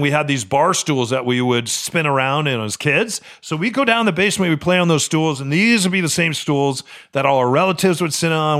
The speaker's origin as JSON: {"language": "English", "region": "Midwest", "country": "United States", "tie": "born or raised there", "said": "Where I grew up in the Midwest, every basement, every grandma and grandpa's basement, especially for homes that were built in World War II, had a finished and unfinished part of the basement."}